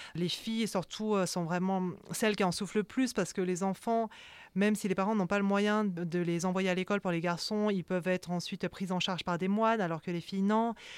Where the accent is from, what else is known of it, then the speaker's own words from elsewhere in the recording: France; accent: French; quand je parle cambodgien, euh, j'ai un accent français